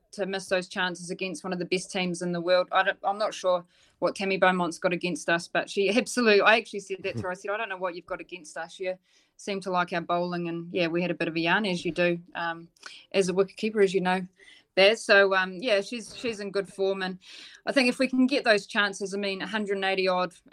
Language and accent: English; Dunedin, Otago, New Zealand; I'm from Dunedin